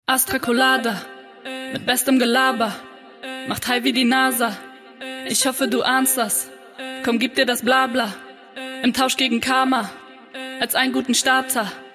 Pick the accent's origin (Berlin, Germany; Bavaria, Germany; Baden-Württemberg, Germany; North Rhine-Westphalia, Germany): Baden-Württemberg, Germany; ich komme auch aus dem Dorf, wir kommen beide aus Baden-Württemberg